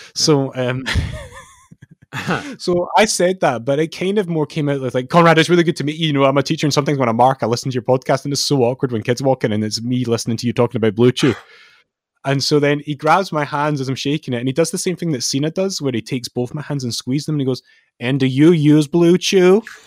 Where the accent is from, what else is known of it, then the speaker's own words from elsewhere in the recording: Scotland, United Kingdom; being a Scottish wrestling fan in our lifetime